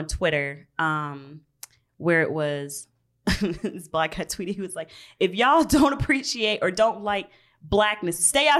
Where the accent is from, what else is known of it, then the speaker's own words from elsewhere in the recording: Georgia, United States; now in Minneapolis, United States; So I'm from Georgia. Okay. Grew up. Bible Belt, whatever. And so grew up predominantly white areas.